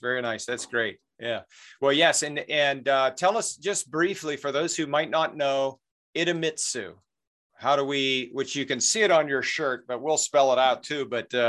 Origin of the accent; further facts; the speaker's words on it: Pittsburgh, Pennsylvania, United States; Being from Pittsburgh